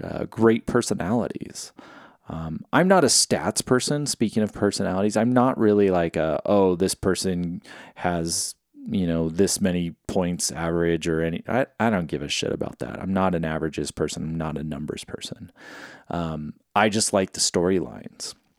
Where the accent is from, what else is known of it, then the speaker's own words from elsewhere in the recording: California, United States; when I grew up in California